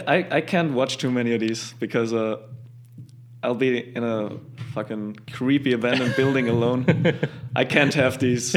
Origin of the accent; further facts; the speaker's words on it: Tyrol, Austria; Born and raised. Yeah.